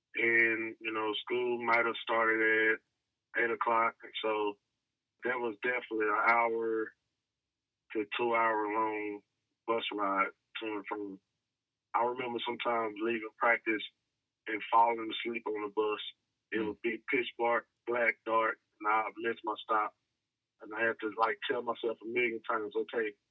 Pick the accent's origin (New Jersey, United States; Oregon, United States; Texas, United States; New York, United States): Texas, United States; Dallas; I was just a kid growing up in South Dallas, the southern sector of Dallas, urbanized Dallas